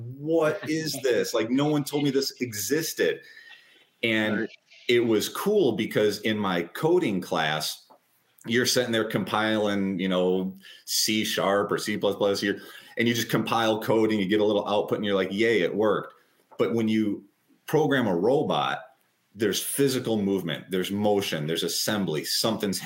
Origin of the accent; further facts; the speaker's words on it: Michigan, United States; moved away as an adult; now in Florida, United States; But I was born and raised in Michigan